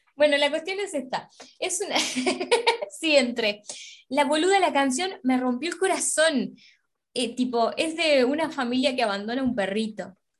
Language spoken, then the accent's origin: Spanish; Uruguay; nosotras somos de Uruguay